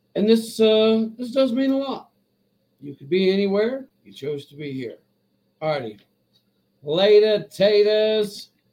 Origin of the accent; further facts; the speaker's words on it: Stillwater, Oklahoma, United States; I grew up in Stillwater